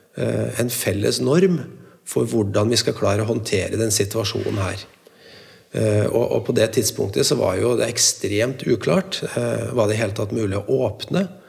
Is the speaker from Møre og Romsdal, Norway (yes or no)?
no; Trøndelag, Norway; som trønder jeg er veldig stolt